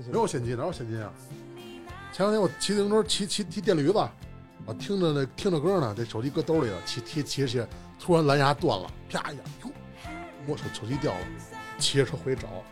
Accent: Beijing, China; accent: Beijing accent; 我是北京腔儿

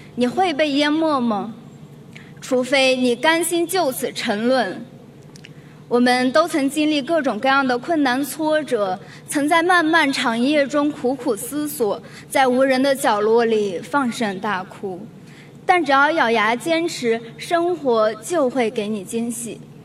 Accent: Zhenyuan, Gansu, China; moved away as an adult; now in Beijing, China; 我来自甘肃镇原，一个黄土高原上的国家级贫困县

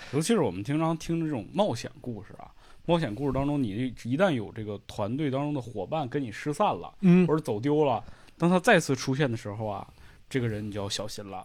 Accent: Northeast China, China; 你像我作为一个东北人来讲，嗯我的冬天其实特别漫长

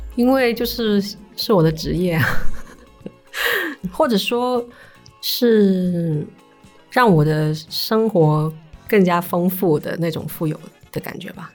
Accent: Shanwei, Guangdong, China; 我是出生在上伟那边嘛。嗯，嗯。然后我们那边就是佛教的那个氛围很好

